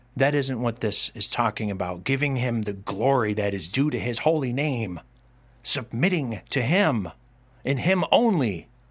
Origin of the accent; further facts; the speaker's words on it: Rome, New York, United States; my hometown of Rome, New York